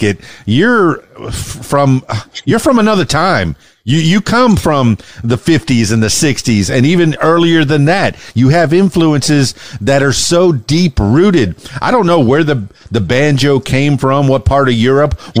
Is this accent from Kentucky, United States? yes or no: no; Miami, Florida, United States; I'm from Miami in the Florida Keys